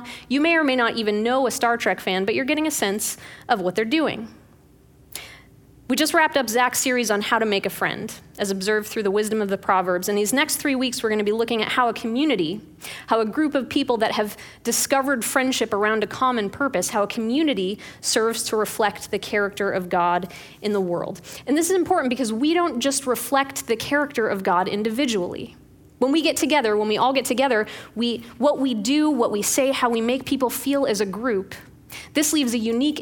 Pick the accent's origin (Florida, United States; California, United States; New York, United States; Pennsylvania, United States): Pennsylvania, United States; Pittsburgh; When I was growing up in Pittsburgh